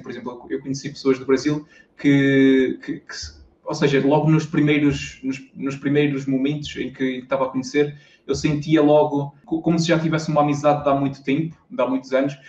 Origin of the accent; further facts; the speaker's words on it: Tarouca, Norte, Portugal; also born or lived in Aveiro; Eu sou, eu sou do, do interior aqui de Portugal, sou de uma cidadezinha pequena que chama-se Tarouca, que é no distrito de Viseu